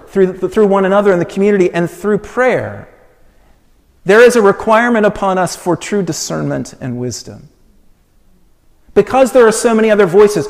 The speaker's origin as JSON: {"language": "English", "town": "Colorado Springs", "region": "Colorado", "country": "United States", "tie": "born or raised there", "moved": "as an adult", "said": "Colorado Springs, which is my hometown. We didn't live there"}